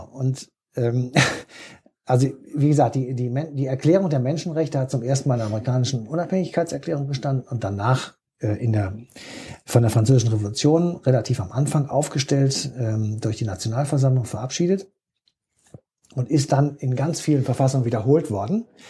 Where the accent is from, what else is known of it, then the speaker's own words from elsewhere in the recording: Germany; als Deutsche